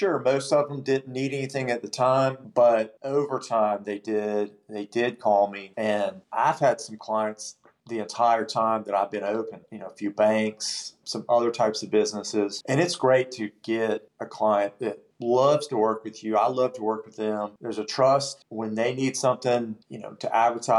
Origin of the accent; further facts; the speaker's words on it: Spartanburg, South Carolina, United States; I'm from Spartanburg, and so I've known a lot of folks in town. I've grown up with a lot of people